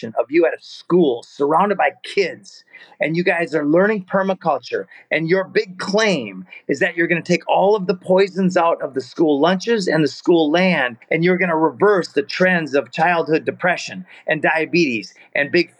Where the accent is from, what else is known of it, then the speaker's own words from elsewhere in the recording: Florida, United States; I'm from Florida